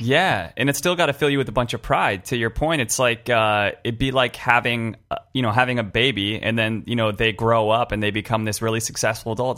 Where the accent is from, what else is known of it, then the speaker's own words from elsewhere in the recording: California, United States; I grew up in in California